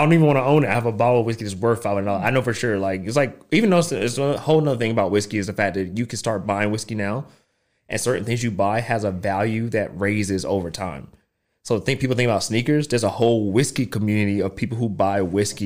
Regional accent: North Carolina, United States; moved away; growing up in North Carolina

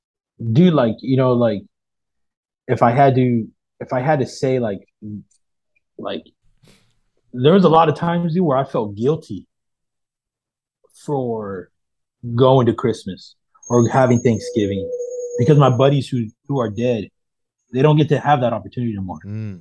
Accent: Modesto, California, United States; I'm from Modesto, so like by like Stockton.

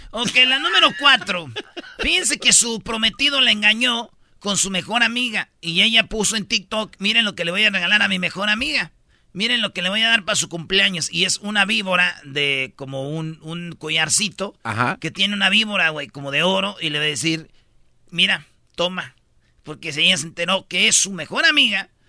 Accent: Jiquilpan, Michoacán, Mexico; Fíjate, también allá en mi pueblo, en Michoacán, en Jiquilpan, murió un locutor, güey.

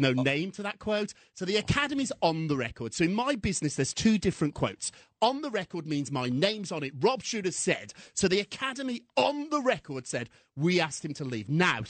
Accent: United Kingdom; moved away; When I was growing up in Britain, it was tough

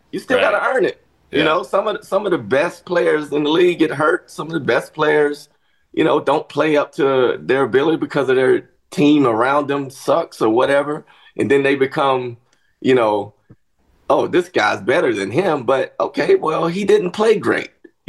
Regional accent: Kentucky, United States; born there; I was born in Kentucky. I might have lived there for a year and a half.

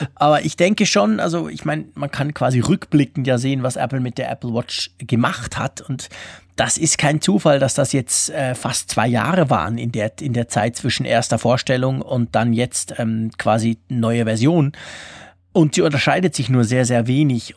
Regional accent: Switzerland; als Schweizer

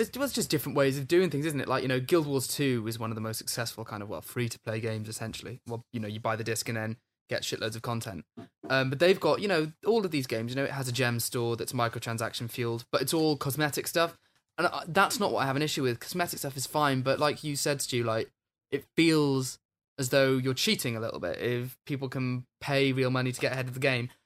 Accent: Wales, United Kingdom; When I was a kid, we had, like, dress up in traditional Welsh dress and stuff.

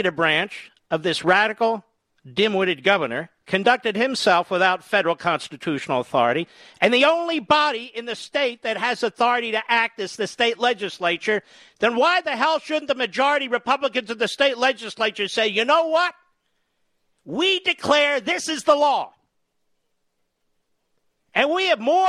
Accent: Pennsylvania, United States; Commonwealth of Pennsylvania, my home state

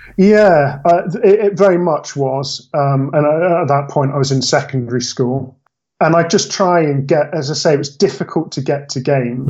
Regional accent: Bristol, South West England, United Kingdom; accent: mishmash from my parents; I'm from Bristol. Um, Hopefully, you can't hear too much of a farmer twang. It's a bit of a mishmash from my parents, but uh, yeah, not quite a Stokey accent

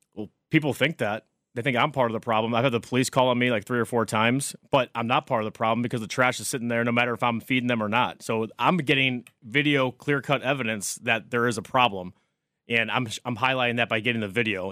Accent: St. Louis, Missouri, United States; also born or lived in Oklahoma; now in New York City, United States; I'm originally from Saint Louis, Missouri, moved to New York City

